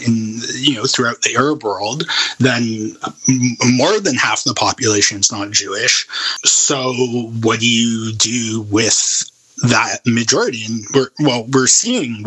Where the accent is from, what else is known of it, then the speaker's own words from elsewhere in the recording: Canada; my lived experience as a Canadian Jew